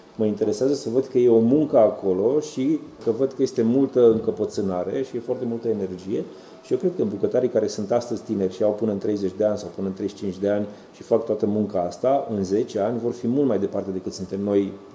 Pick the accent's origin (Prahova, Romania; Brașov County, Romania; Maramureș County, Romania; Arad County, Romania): Maramureș County, Romania; now in Bucharest, Romania; eu am crescut în Maramureș